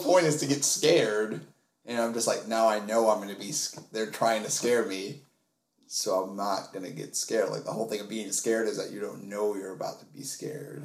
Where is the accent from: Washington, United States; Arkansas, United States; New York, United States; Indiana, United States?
New York, United States; New York City; I was raised in Harlem where this show takes place.